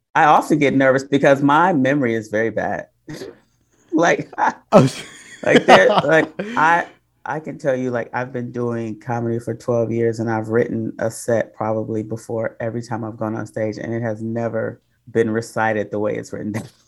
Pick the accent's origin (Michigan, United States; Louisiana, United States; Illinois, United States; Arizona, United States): Michigan, United States; Detroit; moved away; also born or lived in Oakland